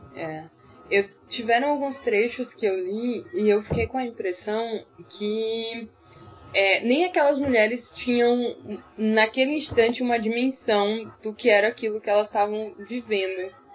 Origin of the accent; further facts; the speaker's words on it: Northeast Region, Brazil; eu que, que sou do Nordeste